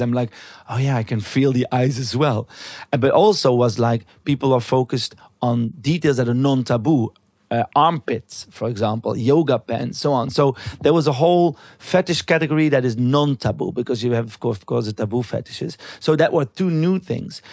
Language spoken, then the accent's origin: English; Belgium; where I came from in Belgium, 'cause I'm from Belgium